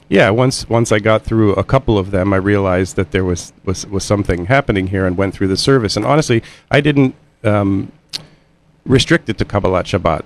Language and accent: English; Indiana, United States; now in Connecticut, United States; I'm from Indiana